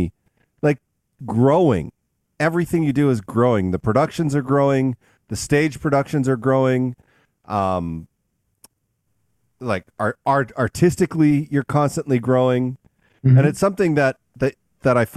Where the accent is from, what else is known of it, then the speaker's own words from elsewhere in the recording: Canada; I came from Canada